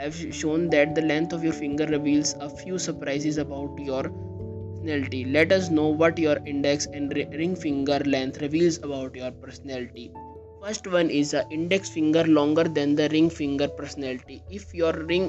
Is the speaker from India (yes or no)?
yes; India; I am from India